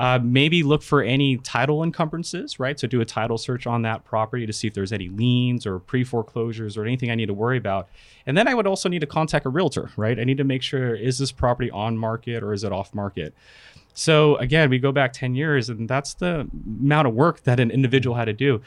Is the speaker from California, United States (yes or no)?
yes; California, United States; also born or lived in Philippines; at the age of two, I moved to the States, California, and I've been there all my life